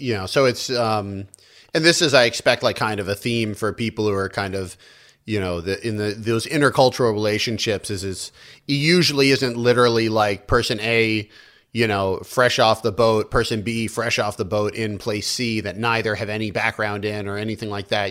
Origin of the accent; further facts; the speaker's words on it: United States; also born or lived in China; having grown up here